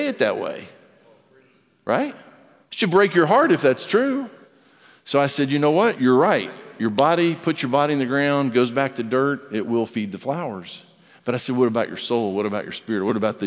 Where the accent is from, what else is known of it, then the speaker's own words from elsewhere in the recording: United States; I'm an American. The A is silent if you say it right. I'm American